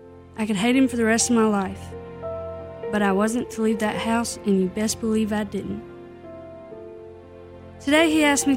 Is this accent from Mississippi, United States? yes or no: yes; Clarksdale, Mississippi, United States; moved away; Born and raised in Clarksdale, Mississippi